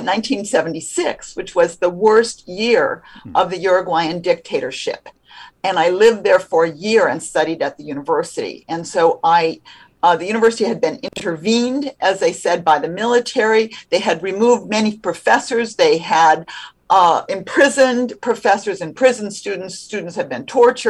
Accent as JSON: {"language": "English", "country": "United States", "said": "as an American"}